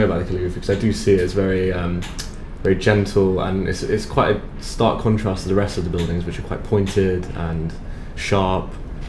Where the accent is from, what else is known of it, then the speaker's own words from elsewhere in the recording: London, United Kingdom; We're all from London as well